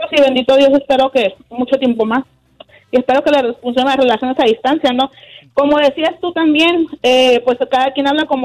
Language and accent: Spanish; Mazatlán, Sinaloa, Mexico; Yo soy de, de Mazatlán, Sinaloa.